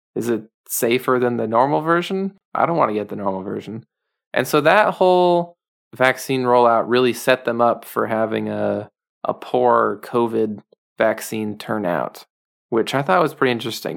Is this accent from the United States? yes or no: yes; United States; just as a American man